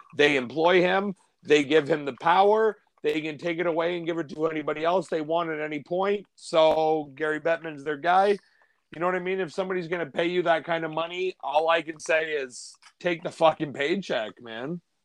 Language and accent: English; Canada; I'm from Canada